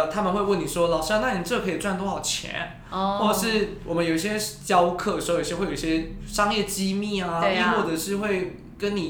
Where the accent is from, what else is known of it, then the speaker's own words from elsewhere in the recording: Taiwan; 我是标准的台湾人